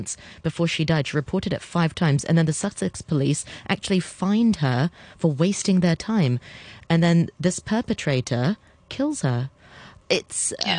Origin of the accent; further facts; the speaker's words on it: Hong Kong; also born or lived in United Kingdom; I'm born and bred in Hong Kong.